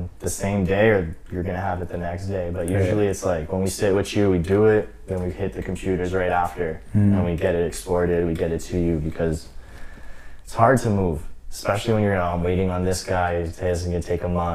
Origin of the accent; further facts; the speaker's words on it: Côte Saint-Luc, Quebec, Canada; I'm from Côte Saint-Luc